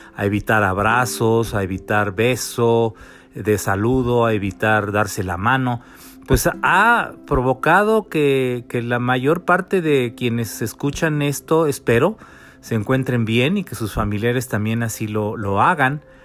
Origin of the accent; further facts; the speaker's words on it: Mexico; los mexicanos